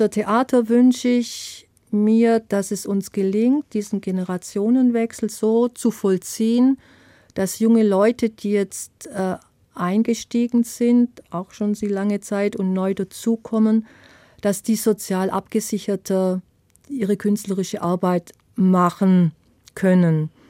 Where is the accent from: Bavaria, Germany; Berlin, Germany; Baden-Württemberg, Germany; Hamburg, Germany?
Baden-Württemberg, Germany; auch wenn ich von den Pfälzern immer wieder ausgegrenzt werde als Schwäbin